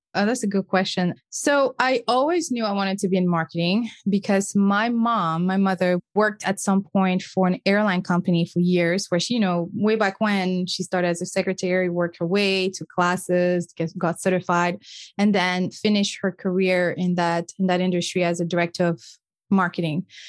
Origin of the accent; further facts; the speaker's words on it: Senegal; first language French; English is a second language; moved away as an adult; also born or lived in Cape Verde (ancestry); now in United States; French is my first language because I was born and raised in a small West African country called Senegal.